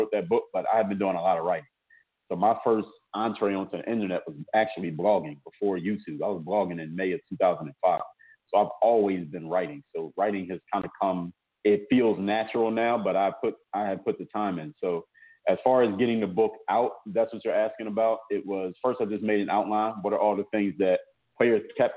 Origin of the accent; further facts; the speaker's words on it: Philadelphia, Pennsylvania, United States; now in Miami, United States; I'm actually from Philadelphia